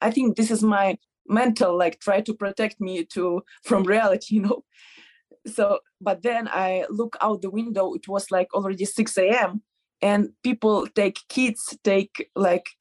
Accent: Odesa, Odesa Oblast, Ukraine; English is a second language; moved away as an adult; also born or lived in Kyiv, Ukraine; now in Las Vegas, United States; my friends from my hometown, from Odessa

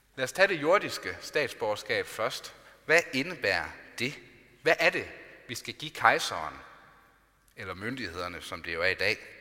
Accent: Denmark; Vi er altså både borgere i Danmark og i Guds rige

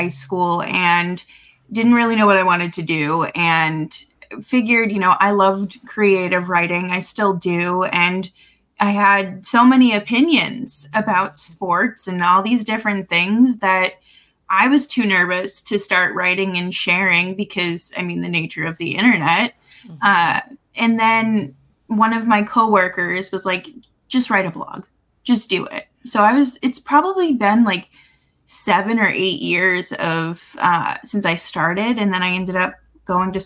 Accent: Boston, Massachusetts, United States; my childhood growing up in Boston

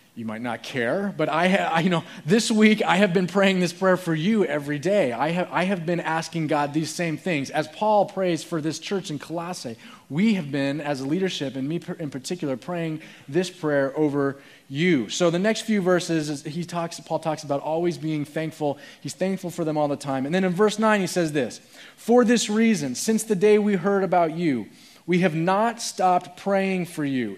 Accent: Phoenix, Arizona, United States; I was born in Phoenix, and my parents were grew up there.

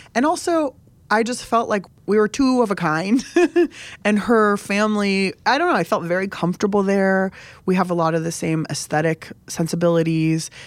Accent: San Diego, California, United States; I grew up in San Diego, basically on the border with Mexico

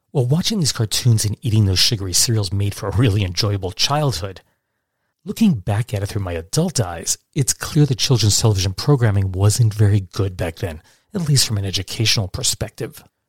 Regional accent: Catskill Mountains, New York, United States; born or raised there; also born or lived in Brooklyn, New York

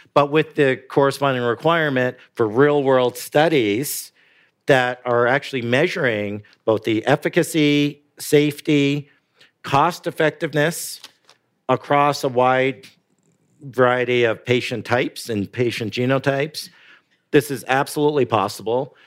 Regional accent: Canada; now in United States; I'm Canadian

